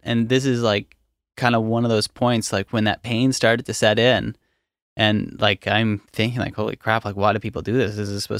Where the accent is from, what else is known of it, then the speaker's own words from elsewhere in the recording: Nova Scotia, Canada; I grew up in Hants County. There's nothing necessarily notable.